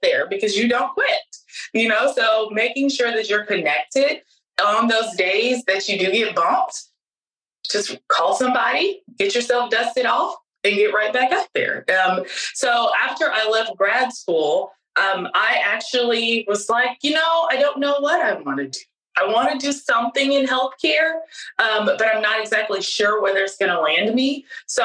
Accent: Dime Box, Texas, United States; I was from Dime Box, Texas

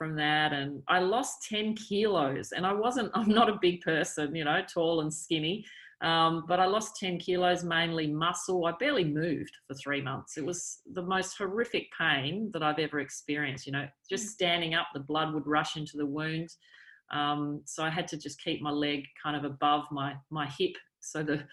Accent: South Australia, Australia; I grew up in South Australia

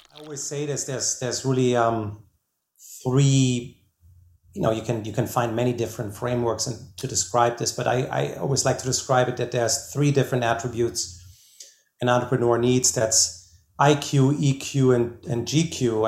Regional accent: Germany; now in United States; I'm originally from Germany.

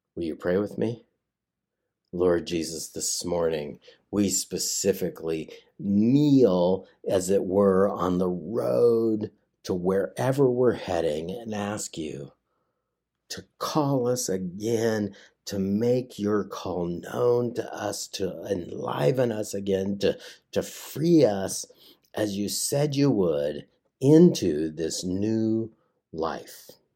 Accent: United States; also born or lived in West Virginia; I grew up in the Tri-Cities

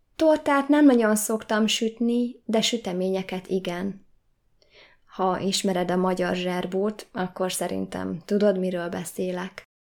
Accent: Hungary; Magyar vagyok, és Magyarországon élek.

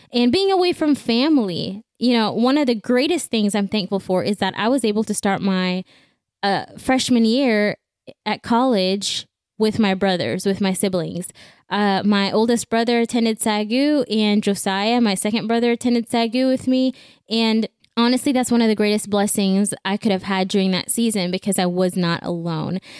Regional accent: Belize; now in Houston, United States; I was born and raised in Belize, and in 2014, my family and I picked up and we moved to the U.S. Uh, we moved to Houston.

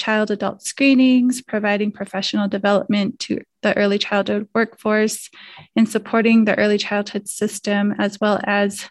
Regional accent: Arizona, United States; I'm from Clagato, Arizona

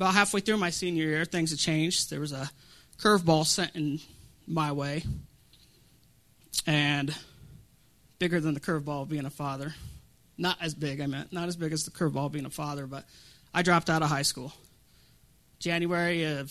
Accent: Colorado, United States; I'm from Colorado.

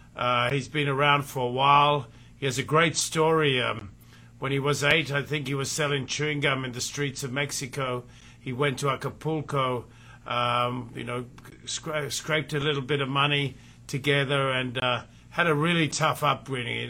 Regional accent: Fiji; moved away; I was born in the Fiji Islands, and uh, and I was brought up there

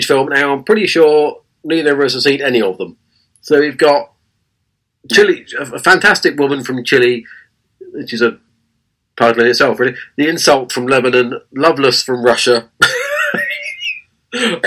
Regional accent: England, United Kingdom; our country is England.

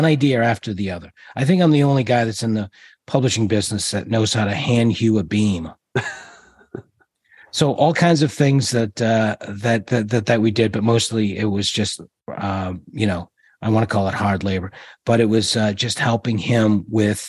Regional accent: Georgetown, Massachusetts, United States; Born in a little town called Georgetown

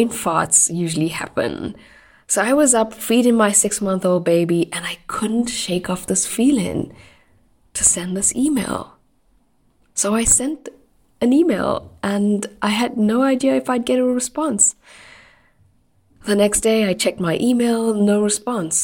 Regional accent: Durban, KwaZulu-Natal, South Africa; I lived in Durban, so that's my hometown in South Africa.

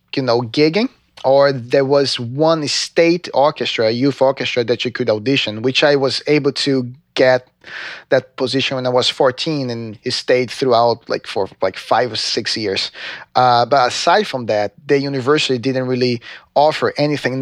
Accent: João Pessoa, Paraíba, Brazil; English is a second language; moved away as an adult; also born or lived in Recife; I'm actually from Recife, but I lived in João Pessoa for most of my life

